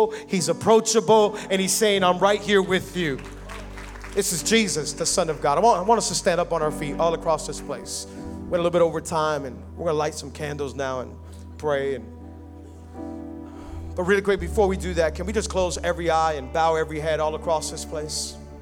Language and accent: English; Miami, Florida, United States; I was born and raised here in Miami